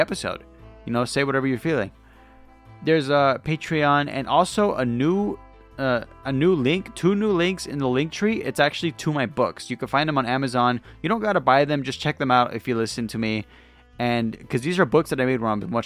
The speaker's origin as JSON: {"language": "English", "town": "Lakewood", "region": "California", "country": "United States", "tie": "born or raised there", "said": "Actually, I was born in Lakewood"}